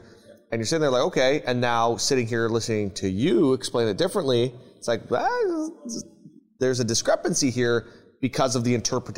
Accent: Canada; I'm Canadian

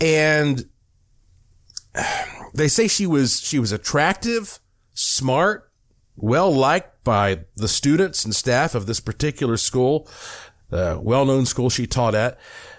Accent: Western North Carolina, United States; I grew up in Western North Carolina

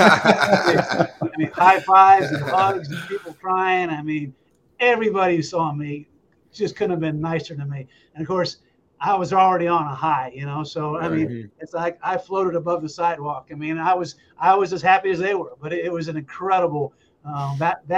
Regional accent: New Hampshire, United States; moved away as an adult; also born or lived in Florida; I grew up in New Hampshire

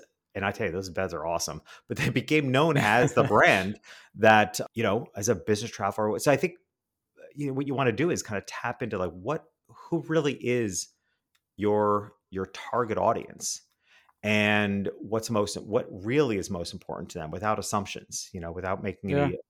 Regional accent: New York City, New York, United States; now in Miami, United States; I'm a city guy. I grew up in New York City and now I live in Miami.

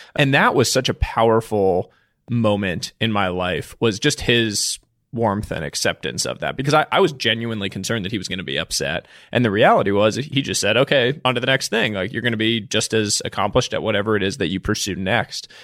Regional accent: Boston, Massachusetts, United States; also born or lived in New York; I, um, grew up in the Boston area. I was born in New York.

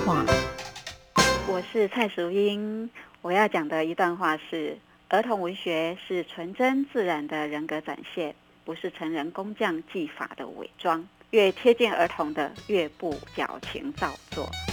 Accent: Taiwan; accent: Haikou accent (coastal Taiwanese Hokkien); first language Taiwanese Hokkien (Minnan); Chinese is a second language; 我们村子里面其实我们都没有听过国语 哦，真的， 对，就是左右邻居啊，全部我们全部都是海口音啊，都是讲闽南语的哦，我们都没有听过国语

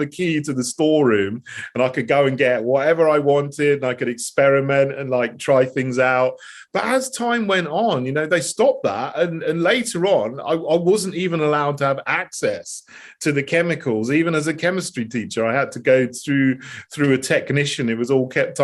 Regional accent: Sussex, South East England, United Kingdom; also born or lived in St Andrews, Scotland / Botswana / Bosnia and Herzegovina / United States; I was brought up with my mum in Sussex. And, you know, so I grew up here. I grew up in England

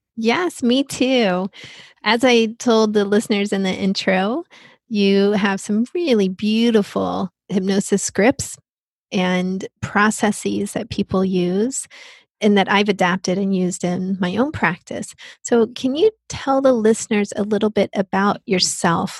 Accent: Texas, United States; that is my home state. That's where I grew up

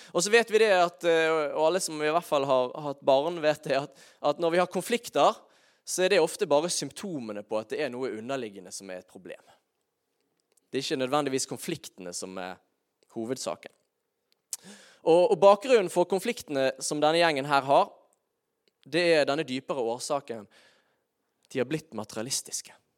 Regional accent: Bergen, Vestland, Norway; also born or lived in Sørlandet (Kristiansand area); noen av grunnprinsippene som jeg egentlig var fostret opp med som bergenser

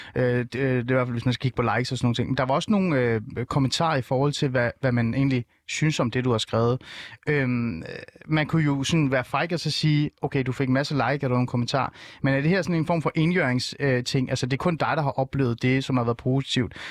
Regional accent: North Zealand, Capital Region of Denmark, Denmark; Jeg er vokset op i en lille by i Nordsjælland, hvor alle var danskere

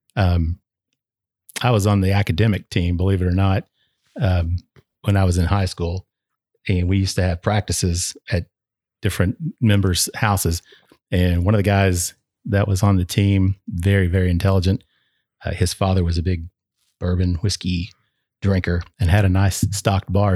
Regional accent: Flatwoods, Kentucky, United States; I was, uh, born and raised in Northeastern uh, in a little town called Flatwoods, which is outside of Ashland. Uh, so it's in northeastern Kentucky

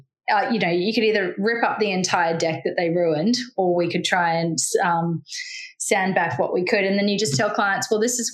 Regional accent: Australia; also born or lived in Cape Town, South Africa; as the Australian

